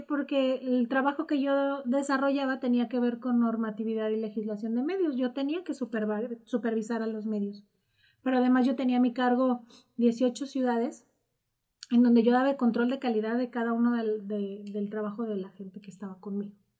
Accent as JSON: {"language": "Spanish", "town": "Morelia", "region": "Michoacán", "country": "Mexico", "tie": "born or raised there", "said": "Soy, soy de Morelia."}